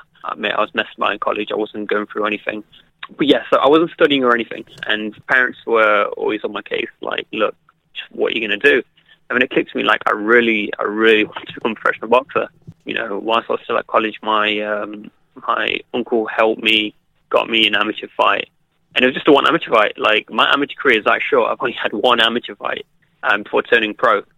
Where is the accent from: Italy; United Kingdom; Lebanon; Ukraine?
United Kingdom; Derby, East Midlands; my hometown at Derby